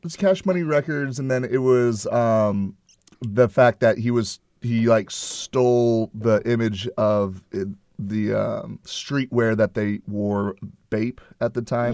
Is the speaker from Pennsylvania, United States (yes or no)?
no; Houston, Texas, United States; my hometown